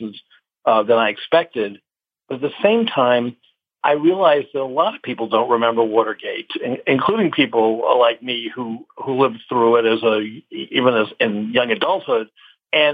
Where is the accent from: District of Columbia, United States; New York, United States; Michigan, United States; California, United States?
District of Columbia, United States; Washington; I was from Washington. I grew up in Washington.